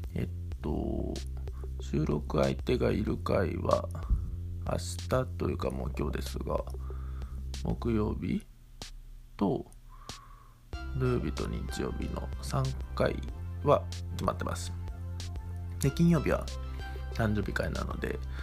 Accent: Ozu, Ehime, Japan; 僕の地元に遊びに来てくれたんですよ愛媛旅行愛媛ツアーしようって言って

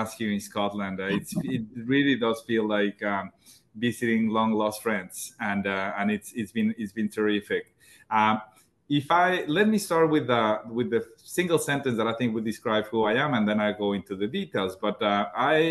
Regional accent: Mexico; moved away as an adult; in the most remote parts of my home country, Mexico. And then when I moved north

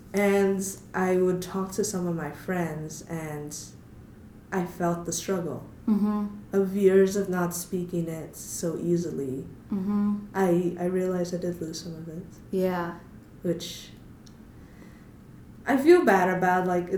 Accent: United States; And I'm American. I feel a bit bad for that.

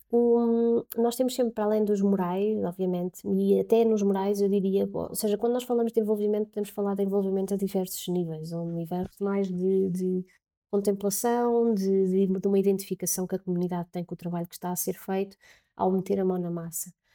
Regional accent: Covilhã, Centro, Portugal; moved away as an adult; also born or lived in Lisbon; eu sou da Covilhã

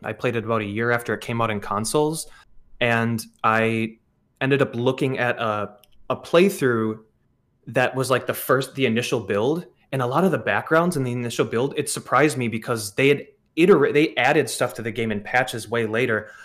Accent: Wisconsin, United States; growing up in Wisconsin

